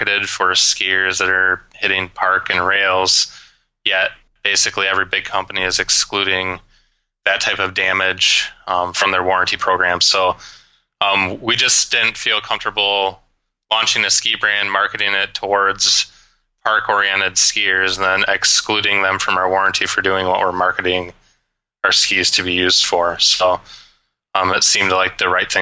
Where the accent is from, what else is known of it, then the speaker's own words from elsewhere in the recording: Grand Rapids, Michigan, United States; now in Denver, United States; Growing up, I spent every moment possible skiing at a local ski hill in Michigan called Canonsburg in the Grand Rapids, Michigan area